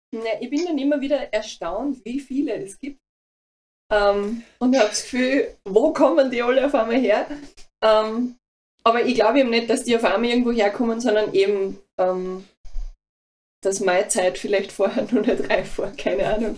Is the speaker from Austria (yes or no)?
yes; Mühlviertel / Linz, Upper Austria, Austria; moved away; also ich bin ja aus dem Mühlviertel. Ah. ähm, oder halt ah, Linz, sagen wir mal Linz einfach.